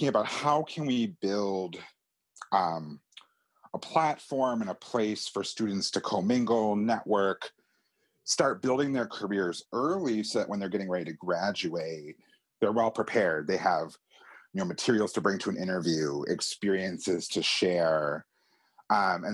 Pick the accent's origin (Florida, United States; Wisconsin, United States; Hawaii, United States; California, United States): Wisconsin, United States; moved away as an adult; also born or lived in Chicago; now in Washington, D.C., United States; I'm from Wisconsin originally.